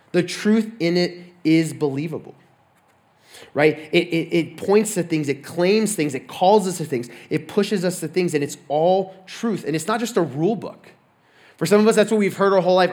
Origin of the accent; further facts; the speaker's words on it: Texas, United States; moved away as an adult; I'm from Texas